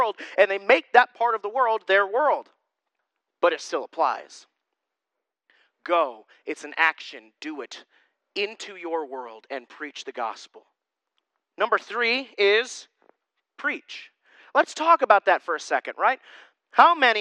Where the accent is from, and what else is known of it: Susquehanna County area, Pennsylvania, United States; born or raised there